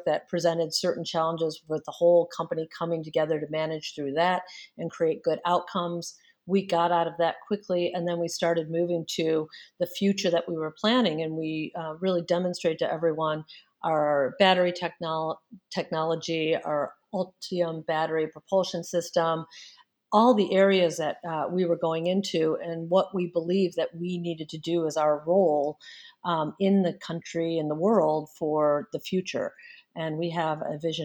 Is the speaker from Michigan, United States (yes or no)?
yes; Detroit, Michigan, United States; moved away as an adult; I am actually from the Detroit area. I grew up around here